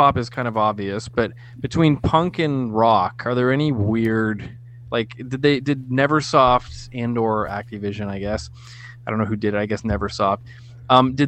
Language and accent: English; Canada; We're Canadian